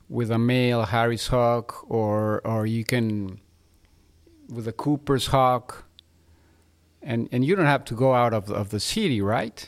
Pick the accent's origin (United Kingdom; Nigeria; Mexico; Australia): Mexico; Mexico City; now in Monterrey, Mexico; I was born in Mexico City.